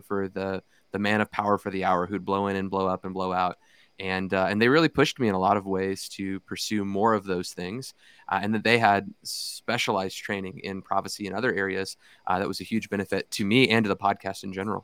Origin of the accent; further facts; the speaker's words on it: Fort Worth, Texas, United States; also born or lived in Irving, Texas; I grew up in Irving, well, I grew up at the church in Irving. I lived in Fort Worth at the time.